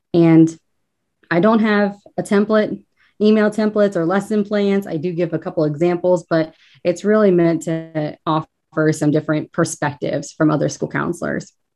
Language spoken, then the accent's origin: English; northern Kentucky, United States; moved away as an adult; now in Cincinnati, United States; I'm actually from northern Kentucky, born and raised, but the river is only the divide